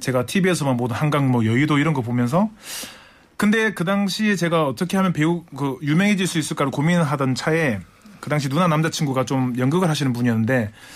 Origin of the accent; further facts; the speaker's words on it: Busan, South Korea; moved away as an adult; now in Seoul, South Korea; 제가 사실 부산 출신인데 서울말을